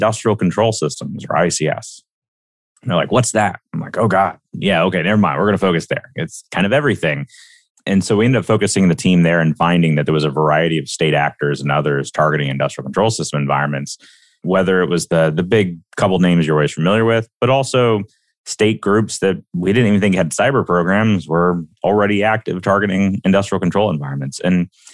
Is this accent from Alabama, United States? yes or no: yes; Alabama, United States; I'm a kid from Alabama.